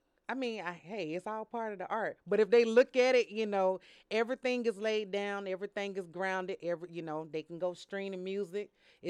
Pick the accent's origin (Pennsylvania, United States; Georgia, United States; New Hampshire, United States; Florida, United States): Georgia, United States; Atlanta; So I'm from Atlanta. Yeah. Born and raised.